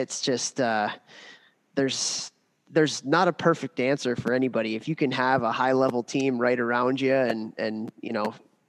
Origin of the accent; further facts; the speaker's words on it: Chicago, Illinois, United States; I grew up in Chicago, got to play junior hockey in Chicago. I didn't have to leave home until I went to university.